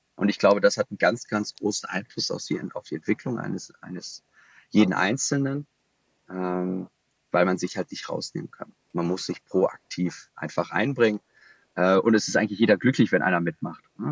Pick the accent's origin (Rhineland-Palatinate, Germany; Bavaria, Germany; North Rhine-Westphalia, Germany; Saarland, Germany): North Rhine-Westphalia, Germany; Düsseldorf; gebürtiger Düsseldorfer